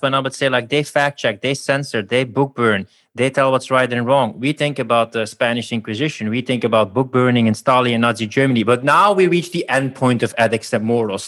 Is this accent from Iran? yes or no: no; Belgium; now in Budapest, Hungary; Belgium originally, I'll even Budapest right now